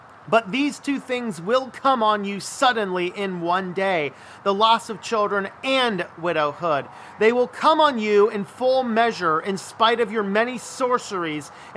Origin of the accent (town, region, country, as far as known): United States